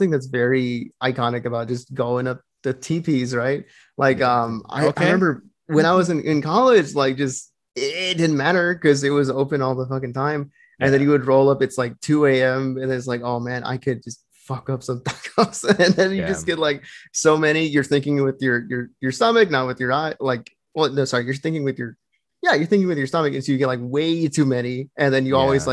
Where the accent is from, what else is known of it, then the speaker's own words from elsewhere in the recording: Laredo, Texas, United States; growing up in Laredo